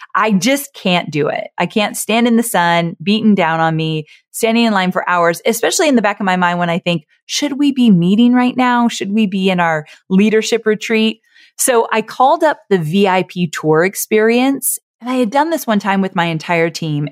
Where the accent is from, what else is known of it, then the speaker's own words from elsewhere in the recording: Orange County, California, United States; I was born and raised in Orange County, California